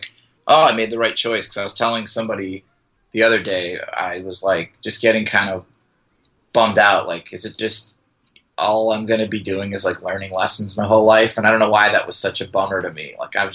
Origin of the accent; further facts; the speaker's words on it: northwest Indiana, United States; also born or lived in Los Angeles; now in Chicago, United States; originally I'm from Indiana, but it's like a suburb of Chicago. We're northwest Indiana.